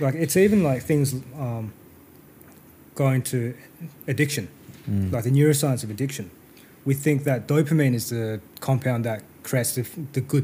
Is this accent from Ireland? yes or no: no; Perth, Western Australia, Australia; born or raised there; also born or lived in South Korea